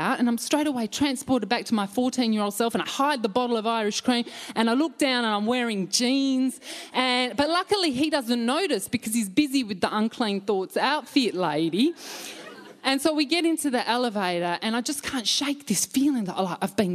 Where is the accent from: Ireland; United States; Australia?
Australia; just past Bullsbrook, Western Australia; we grew up in the Berean Christian Fellowship, or the cult just past Bullsbrook